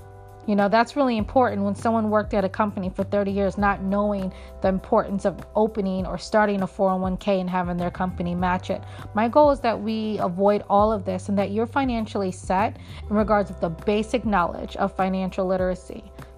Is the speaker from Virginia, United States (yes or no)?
yes; Virginia, United States; also born or lived in Philadelphia; now in Baltimore, United States; I live in Baltimore. I was raised in Philly, born and raised in Virginia.